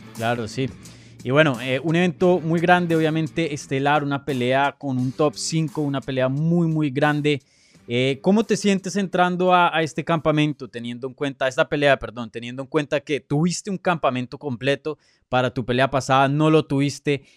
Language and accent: Spanish; Colombia; yo soy colombiano